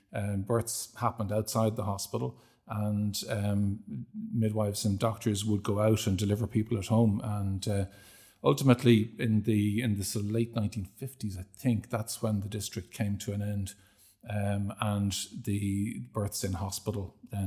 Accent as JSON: {"language": "English", "town": "Terenure", "region": "Leinster", "country": "Ireland", "tie": "born or raised there", "said": "and I was brought up in Terenure, which was"}